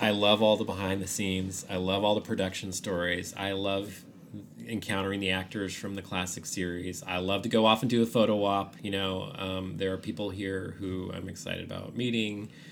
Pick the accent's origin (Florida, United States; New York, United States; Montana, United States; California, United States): California, United States; San Francisco; now in Austin, United States; I grew up in San Francisco